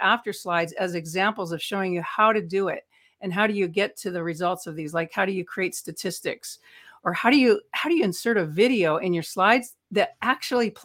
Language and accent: English; Los Angeles, California, United States; I spent 4 years as a teenager growing up in Hollywood